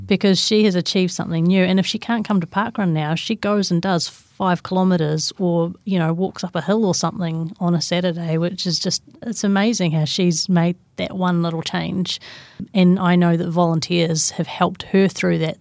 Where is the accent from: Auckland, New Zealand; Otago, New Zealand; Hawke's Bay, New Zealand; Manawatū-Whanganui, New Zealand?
Auckland, New Zealand; Great Barrier Island; I grew up on Great Barrier Island